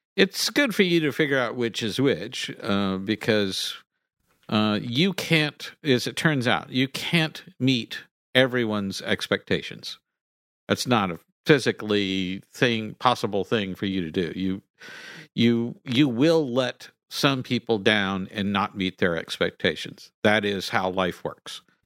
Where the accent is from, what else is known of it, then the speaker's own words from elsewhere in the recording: Galveston Bay, Texas, United States; I am part Cajun and I grew up, uh, you know, next to Galveston Bay.